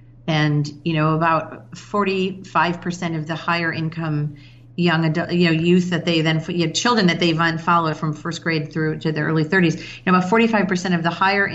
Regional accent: Chicago, Illinois, United States; And I've lived here for 15 years, you know, so it's almost been kind of my hometown. I'm from Chicago originally.

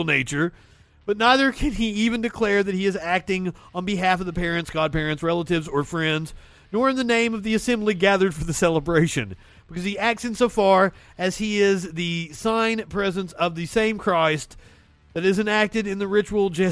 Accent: Pikeville, Kentucky, United States; Huntington was like the biggest city near where I grew up in Pikeville, Kentucky

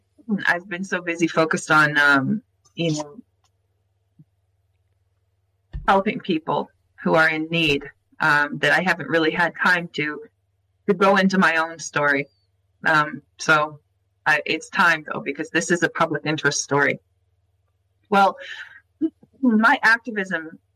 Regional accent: United States; in America, growing up in America

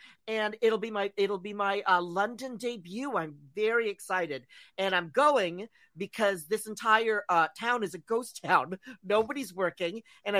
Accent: Philippines; I'm Filipino, so I love free food.

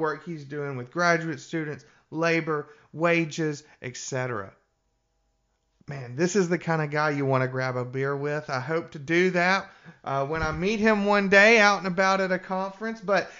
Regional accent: Birmingham, Alabama, United States; I'm from rural Alabama. My hometown had many more than 800. I'm from the suburbs of Birmingham.

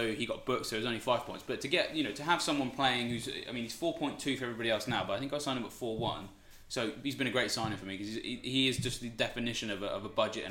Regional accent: Reading, South East England, United Kingdom; Reading, my hometown team

